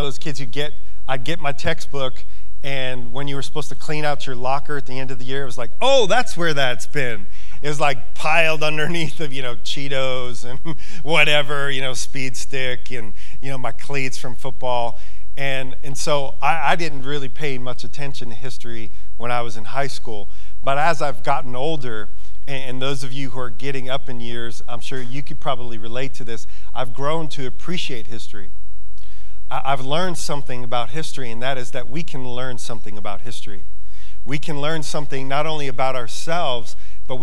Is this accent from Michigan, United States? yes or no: no; New York, United States; now in Montana, United States; I come from New York